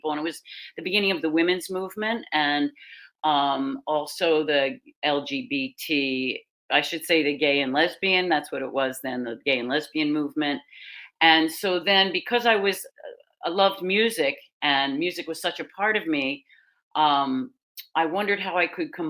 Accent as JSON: {"language": "English", "town": "Philadelphia", "region": "Pennsylvania", "country": "United States", "tie": "born or raised there", "said": "I'm a Philly girl. I'm from Philadelphia, born and raised in Philadelphia, Pennsylvania."}